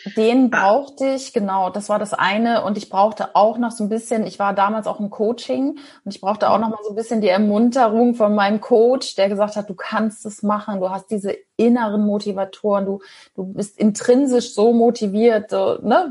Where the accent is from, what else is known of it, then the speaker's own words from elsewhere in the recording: Ostholstein, Schleswig-Holstein, Germany; moved away as an adult; also born or lived in Kiel; now in Hamburg, Germany; bin ein gebürtiges Nordlicht, komme aus Ostholstein, kurz vor Fehmarn. Da bin ich aufgewachsen